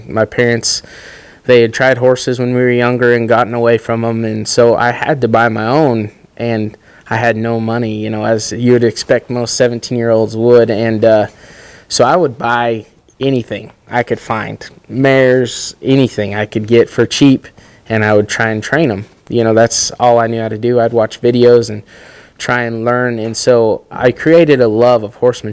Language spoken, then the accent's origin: English; Riverton, Utah, United States; I grew up in Riverton, Utah